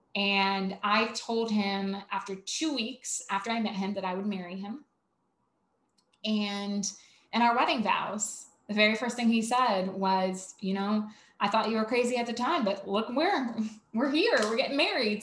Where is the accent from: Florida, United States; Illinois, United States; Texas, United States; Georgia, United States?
Georgia, United States; Savannah; I'm from Savannah